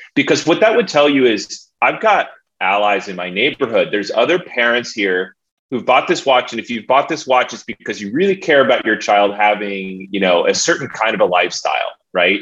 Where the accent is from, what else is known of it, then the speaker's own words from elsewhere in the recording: San Diego, California, United States; I'm from San Diego. I was homeschooled all growing up, San Diego, born and raised